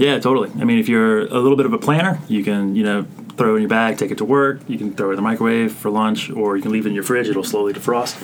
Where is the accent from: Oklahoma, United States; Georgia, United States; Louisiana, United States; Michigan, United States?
Louisiana, United States; South; I'm from South Louisiana